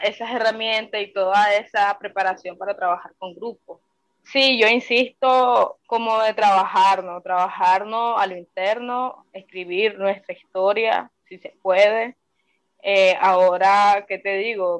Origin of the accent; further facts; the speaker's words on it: Nicaragua; moved away as an adult; now in Costa Rica; como joven nicaragüense, como mujer nicaragüense